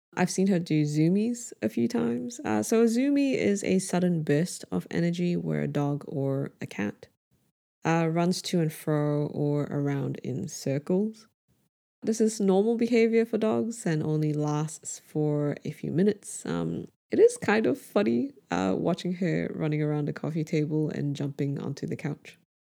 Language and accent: English; Brunei; born or raised there